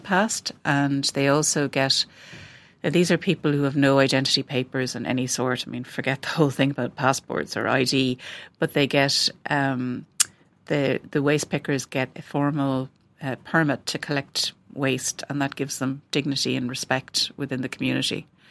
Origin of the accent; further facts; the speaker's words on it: west of Ireland, Ireland; growing up in the West of Ireland